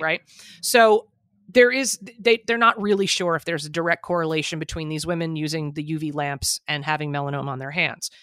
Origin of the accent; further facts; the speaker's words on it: New Jersey, United States; I'm from Jersey